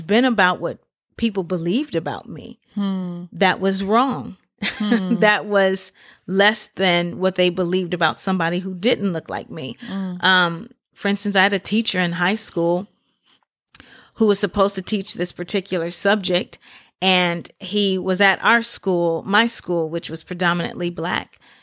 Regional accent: Memphis, Tennessee, United States; I grew up in Memphis, Tennessee.

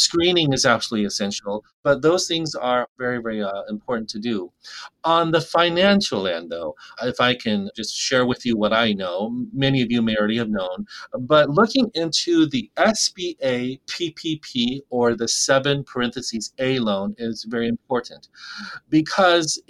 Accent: rural Alaska, United States; I was 24 when I was able to practice and start my own dentistry clinic in my hometown

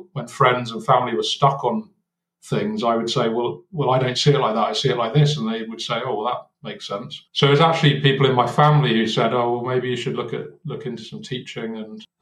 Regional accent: Cornwall, South West England, United Kingdom; moved away as an adult; I grew up in Cornwall in the UK.

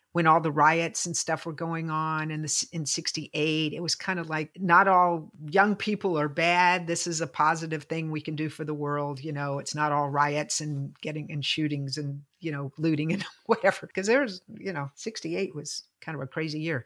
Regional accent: Lynchburg, Virginia, United States; They came to Lynchburg.

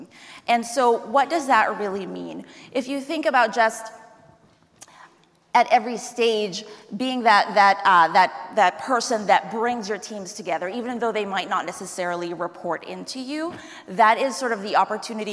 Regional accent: New York City, New York, United States; I am from New York City.

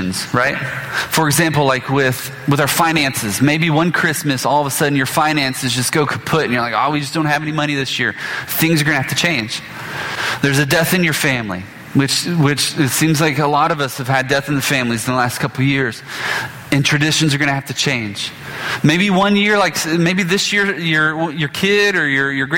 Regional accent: Biloxi, Mississippi, United States; when I grew up in Biloxi

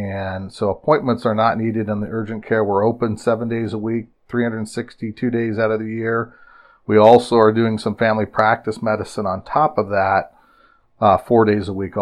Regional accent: Dannebrog, Nebraska, United States; now in York, United States; I actually am a native of Nebraska. I grew up in the Dannebrog, Nebraska area, just northwest

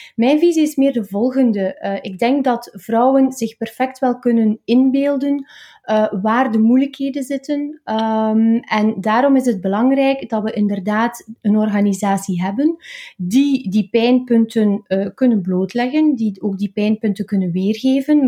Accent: Oudenaarde, Flanders, Belgium; also born or lived in Maarkedal; ik kom uit Oudenaarde, dat is eh, de Vlaamse Ardennen. Ik ben er ook opgegroeid in de streek, hè, in, in Markedal.

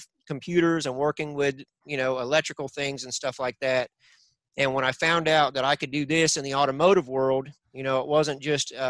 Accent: Northeast Florida, United States; On the farm where we grew up in Northeast Florida.

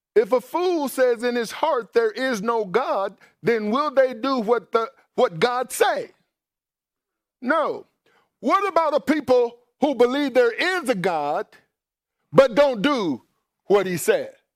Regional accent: Mississippi, United States; I grew up in Mississippi, and in Mississippi, growing up in a, black neighborhood

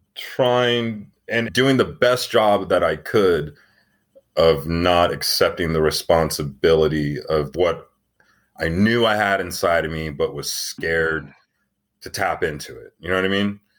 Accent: Tucson, Arizona, United States; I grew up in Tucson, Arizona

